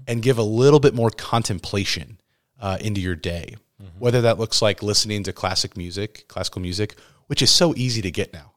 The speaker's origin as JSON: {"language": "English", "region": "Midwest", "country": "United States", "tie": "born or raised there", "said": "where I grew up here in the Midwest"}